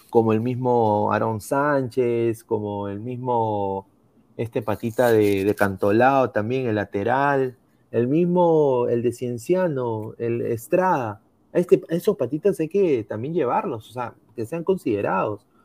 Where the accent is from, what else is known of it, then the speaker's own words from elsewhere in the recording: Peru; Bueno, como peruano no podría darme por perdido